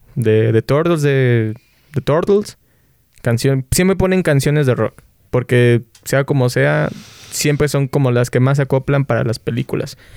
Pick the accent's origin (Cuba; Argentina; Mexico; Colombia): Mexico; Xalapa, Veracruz; que es nuestra banda, somos de Jalapa, Veracruz.